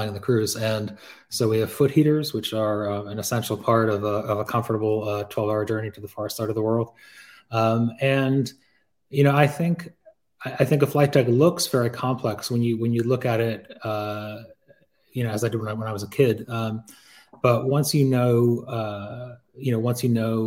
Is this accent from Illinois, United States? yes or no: no; Pittsfield, Massachusetts, United States; moved away; also born or lived in Hong Kong; Growing up in Pittsfield